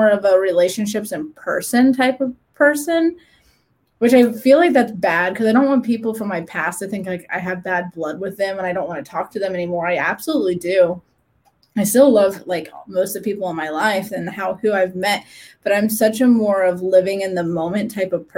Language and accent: English; Midwest, United States; born or raised there; moved away as an adult; now in Huntsville, United States